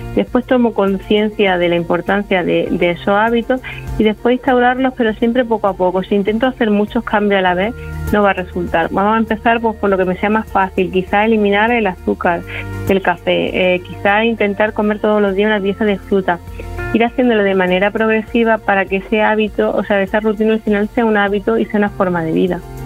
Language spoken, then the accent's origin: Spanish; Andalusia, Spain; yo soy andaluza